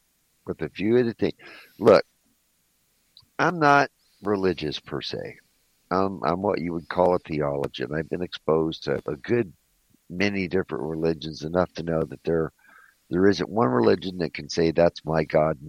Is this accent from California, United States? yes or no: yes; Southern California, United States; I grew up in Southern California, down in Mexico